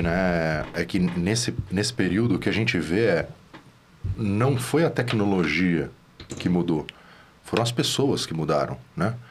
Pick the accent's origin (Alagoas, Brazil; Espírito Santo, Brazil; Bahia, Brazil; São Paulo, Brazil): São Paulo, Brazil; só que eu sou de São Paulo aqui, a gente é de São Paulo